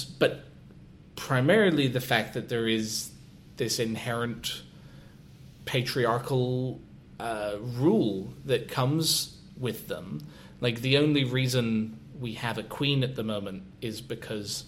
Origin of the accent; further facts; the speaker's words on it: Scotland, United Kingdom; as a Scotsman